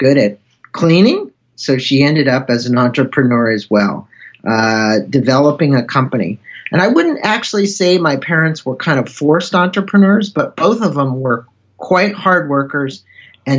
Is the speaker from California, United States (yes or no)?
yes; Claremont, California, United States; also born or lived in St. Louis, Missouri; I was 7 years old when I transplanted to California. So I do consider myself a native of this state